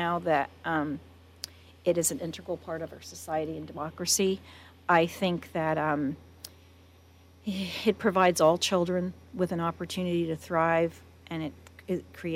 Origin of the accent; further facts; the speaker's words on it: East Coast, United States; now in Paso Robles, United States; I grew up on the East Coast